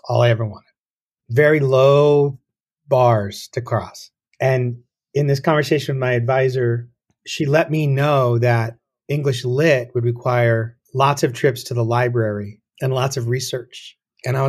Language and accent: English; Tucson, Arizona, United States; I grew up in Tucson